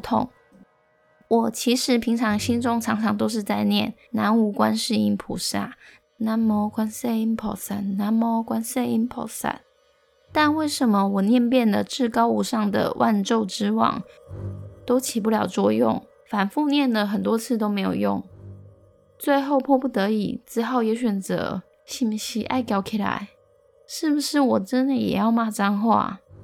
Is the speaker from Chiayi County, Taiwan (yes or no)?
yes; Longshan Village, Chiayi County, Taiwan; 我老家的村庄叫了龙山村，而龙山村的一起跟房仔林大约有两百多户